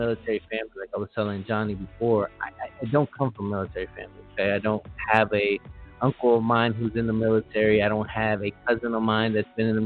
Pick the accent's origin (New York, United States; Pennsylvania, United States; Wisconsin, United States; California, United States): California, United States; Los Angeles; I am from Los Angeles